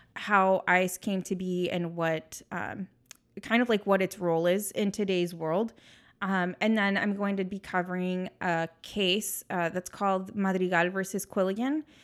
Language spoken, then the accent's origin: English; San Diego, California, United States; I was born and raised in San Diego